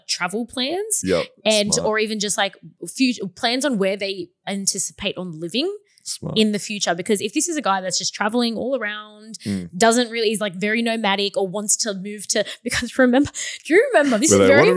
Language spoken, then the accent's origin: English; Sydney, New South Wales, Australia; I'm from Sydney